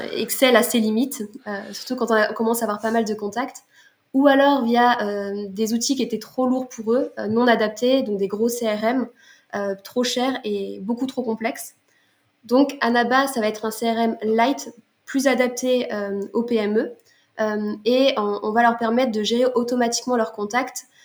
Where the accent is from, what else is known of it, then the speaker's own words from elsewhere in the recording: Lille, Hauts-de-France, France; moved away as an adult; now in Montpellier, France; je suis originaire de Lille et euh, j'habite depuis euh, un an et demi à Montpellier.